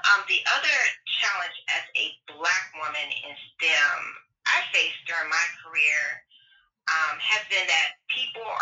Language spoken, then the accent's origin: English; Tampa, Florida, United States; moved away as an adult; also born or lived in Alabama / Tennessee; I grew up between Tampa, Florida, and rural Alabama, and on a farm